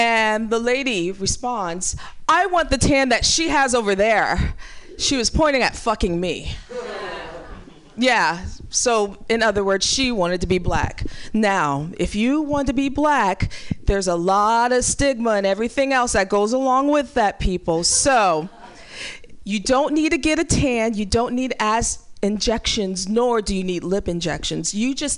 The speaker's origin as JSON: {"language": "English", "town": "Ferguson", "region": "Missouri", "country": "United States", "tie": "born or raised there", "said": "growing up in Ferguson, Missouri"}